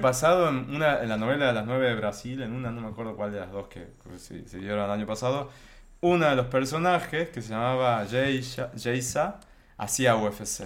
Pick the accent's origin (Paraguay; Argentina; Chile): Argentina; yo soy de acá